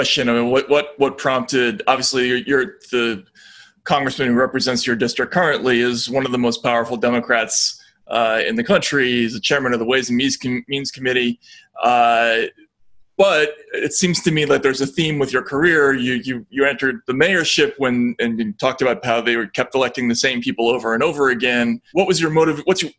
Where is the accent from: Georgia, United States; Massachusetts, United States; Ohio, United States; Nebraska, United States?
Massachusetts, United States; I'm from Massachusetts myself